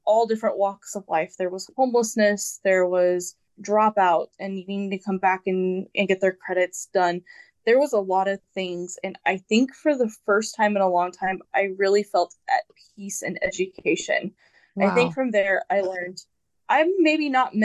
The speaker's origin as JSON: {"language": "English", "town": "Wichita", "region": "Kansas", "country": "United States", "said": "I belong in Wichita"}